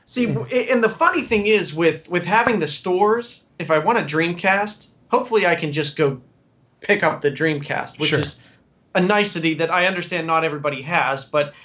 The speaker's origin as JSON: {"language": "English", "town": "Greensburg", "region": "Pennsylvania", "country": "United States", "tie": "born or raised there", "said": "In Greensburg, which is 40 minutes outside of Pittsburgh. Sure, okay. So Conway Street is the street I grew up in."}